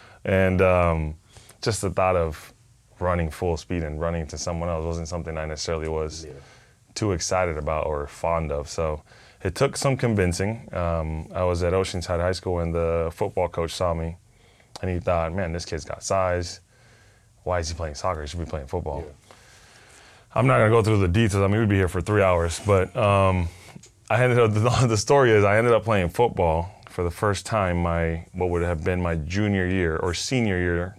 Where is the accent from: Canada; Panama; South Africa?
Panama; first language Spanish; English is a second language; Well, many people don't know, but I'm originally from Panama, mm-hmm. born and raised. I speak two languages, Spanish being number one.